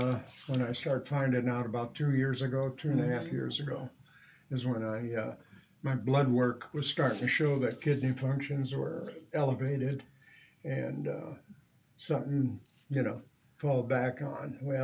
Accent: Michigan, United States; also born or lived in California, United States / New Mexico, United States / Alaska, United States; I grew up in, I was born in Michigan, but then I moved to California. We lived in New Mexico and moved to Alaska in 78.

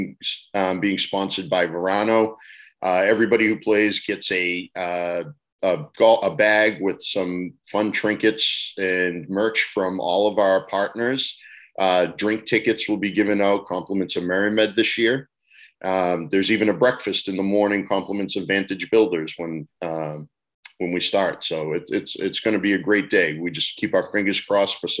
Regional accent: Methuen, Massachusetts, United States; I grew up in Methuen

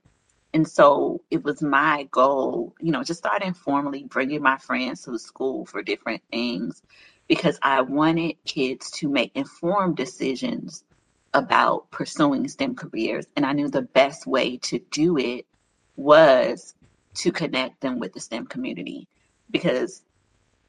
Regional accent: Miami, Florida, United States; now in Atlanta, United States; I'm from Miami

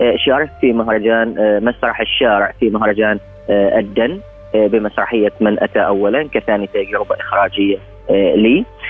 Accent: Oman; نحن كعمانيين كشعب عماني

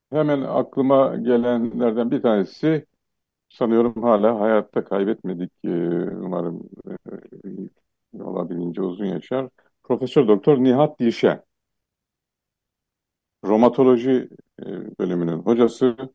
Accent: Black Sea Region, Turkey; first language Laz; Turkish is a second language; E, ve ben de gerçek Laz'ım. Ana dilim Lazca.

